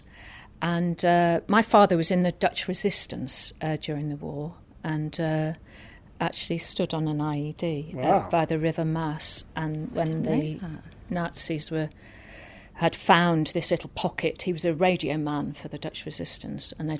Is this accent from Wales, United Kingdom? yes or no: yes; North Wales, United Kingdom; I grew up in North Wales, a tiny town in North Wales.